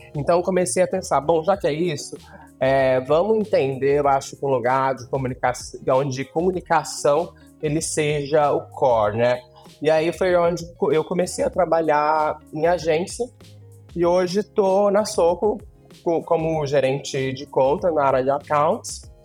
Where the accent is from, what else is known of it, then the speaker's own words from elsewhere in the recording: interior of Rio de Janeiro state, Brazil; moved away as an adult; now in São Paulo, Brazil; hoje eu sou radicada e paulistana, né, de coração, amo essa cidade, mas na verdade é, eu sou mesmo é carioca. É, não é carioca não, nasci no interior do Rio, e mas morei no Rio muito tempo